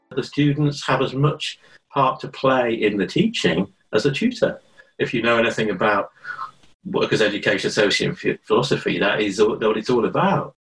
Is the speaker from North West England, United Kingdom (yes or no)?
yes; Liverpool, North West England, United Kingdom; moved away as an adult; also born or lived in London; I was born in Liverpool, which I, you know, always go on about and always rave about. You know, I went to the same school as Paul McCartney